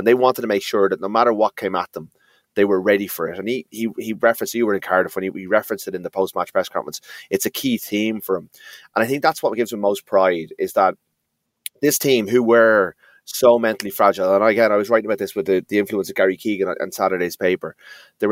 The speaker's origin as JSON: {"language": "English", "country": "Ireland", "said": "we got to enjoy these moments as Irish people"}